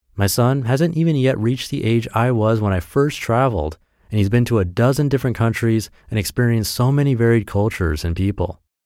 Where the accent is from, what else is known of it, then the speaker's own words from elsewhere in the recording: Perth, Western Australia, Australia; moved away as an adult; also born or lived in Japan; I grew up in Perth, Western Australia